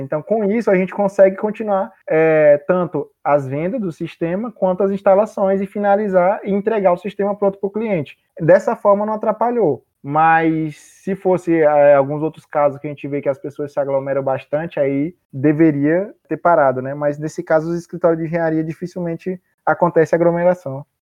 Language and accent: Portuguese; Maranhão, Brazil; moved away as an adult; now in Cuiabá, Brazil; Sou maranhense e eu vim para Cuiabá pra, especificamente para fazer o curso de engenharia elétrica.